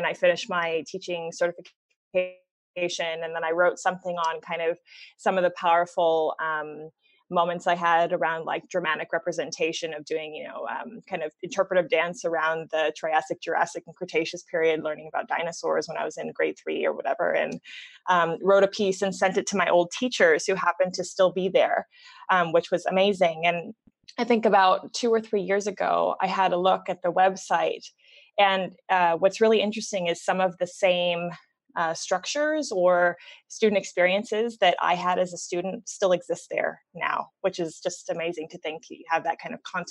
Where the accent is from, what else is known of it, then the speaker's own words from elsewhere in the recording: California, United States; moved away as an adult; also born or lived in Los Angeles / Switzerland / Germany / Hong Kong; now in Singapore; I'm originally from California, so born and raised there.